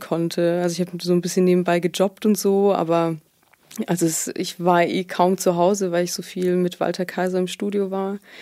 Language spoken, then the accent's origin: German; Heilbronn, Baden-Württemberg, Germany; also born or lived in Sweden / Tübingen; ich komme aus Heilbronn auch, wenn man das so sagen kann. Also ich habe hier die meiste Zeit meines Lebens verbracht